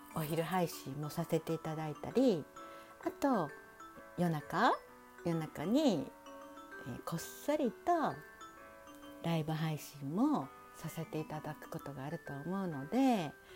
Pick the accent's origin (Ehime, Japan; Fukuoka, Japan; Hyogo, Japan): Hyogo, Japan; Kansai; accent: Kansai dialect mixed with standard Japanese; also born or lived in Osaka; 関西人の関西兵庫県生まれ